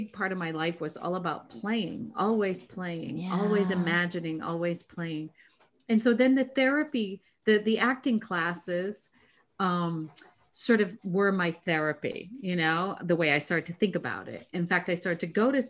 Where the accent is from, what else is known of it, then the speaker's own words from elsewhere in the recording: New Hampshire, United States; I grew up in New Hampshire.